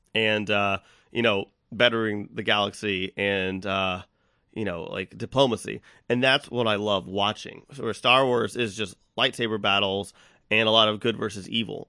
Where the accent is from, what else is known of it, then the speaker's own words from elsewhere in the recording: Texas, United States; I'm from Texas